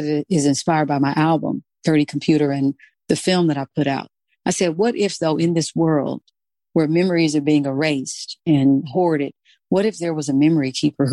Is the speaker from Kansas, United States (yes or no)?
yes; Kansas, United States; I'm from Kansas, The Wizard of Oz